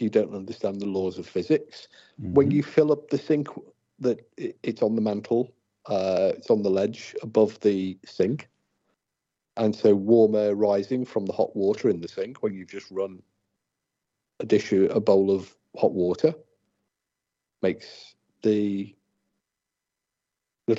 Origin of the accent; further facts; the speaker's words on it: United Kingdom; I'm British